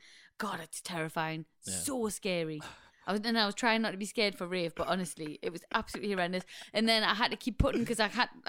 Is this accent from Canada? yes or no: no; United Kingdom; because we're British